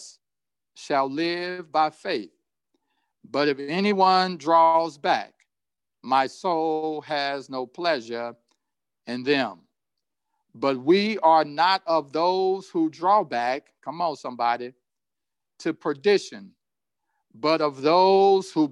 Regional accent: Indianapolis, Indiana, United States; as a child growing up in Indianapolis

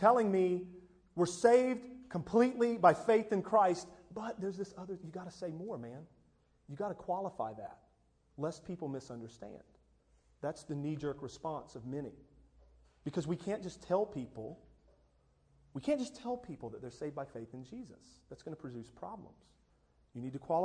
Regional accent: United States; American evangelicals, American Protestant

